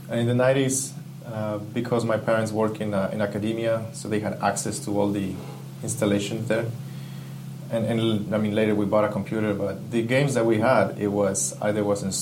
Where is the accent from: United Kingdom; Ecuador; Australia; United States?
Ecuador; I grew up in Ecuador.